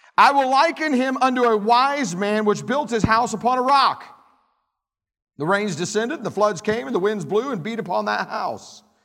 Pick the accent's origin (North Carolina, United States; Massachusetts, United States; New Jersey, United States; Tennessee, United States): Tennessee, United States; I'm from Tennessee